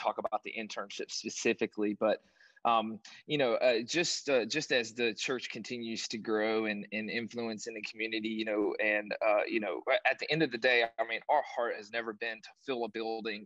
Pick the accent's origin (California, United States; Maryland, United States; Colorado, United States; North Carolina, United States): North Carolina, United States; moved away as an adult; also born or lived in Southern Virginia; now in Tampa, United States; I'm originally from North Carolina, Southern Virginia area.